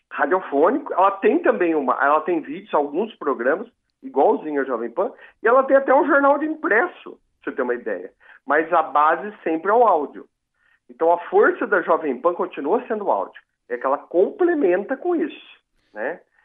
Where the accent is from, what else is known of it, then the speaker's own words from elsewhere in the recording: Piraju, São Paulo, Brazil; eu sou de Piraju, no interior